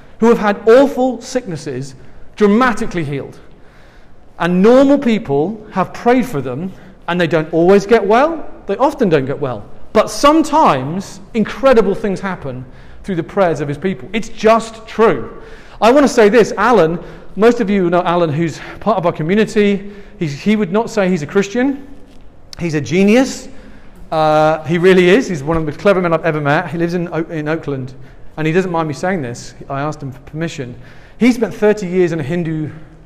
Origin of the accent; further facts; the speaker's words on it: England, United Kingdom; accent: English; now in San Francisco, United States; I'm from England